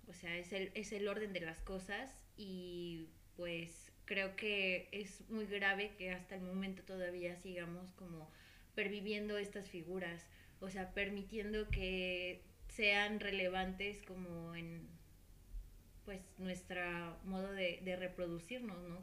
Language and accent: Spanish; Mexico; como sociedad mexicana, como país mexicano en el que vivimos